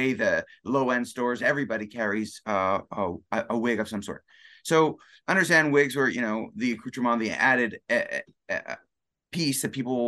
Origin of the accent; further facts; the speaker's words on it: Canada; we're both Canadian